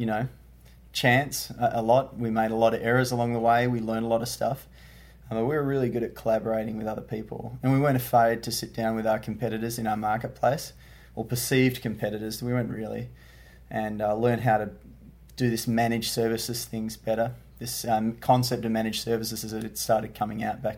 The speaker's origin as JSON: {"language": "English", "town": "Perth", "region": "Western Australia", "country": "Australia", "said": "I hail from Perth, Australia, which is the west coast of Australia"}